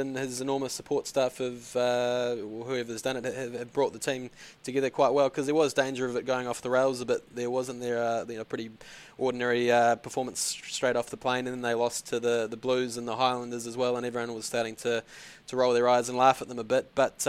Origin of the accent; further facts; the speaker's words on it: New Zealand; Obviously, I'm a New Zealander.